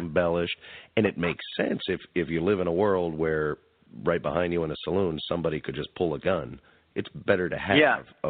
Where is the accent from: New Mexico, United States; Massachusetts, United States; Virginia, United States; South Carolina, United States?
New Mexico, United States; I'm from New Mexico.